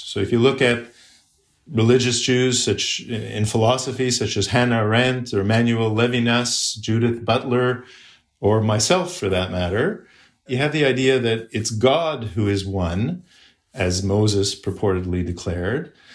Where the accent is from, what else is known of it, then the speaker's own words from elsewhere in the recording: Canada; as a Canadian